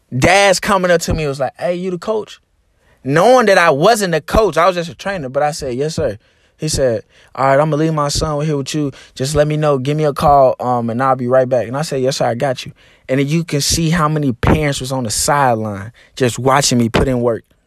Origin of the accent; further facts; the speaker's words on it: Arkansas, United States; my home state. You know, Arkansas is a very, very, very small, um, uh, state